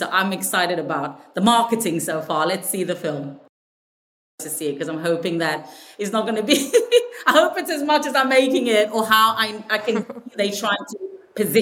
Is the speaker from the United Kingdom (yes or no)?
no; South Africa; I'm from South Africa.